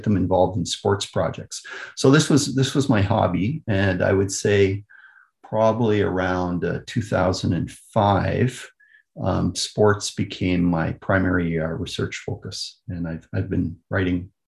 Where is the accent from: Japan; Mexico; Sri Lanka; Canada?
Canada; Kitchener, Ontario; Kitchener is my hometown. So I was born, raised, trained, and I've done all my my career has been in Canada.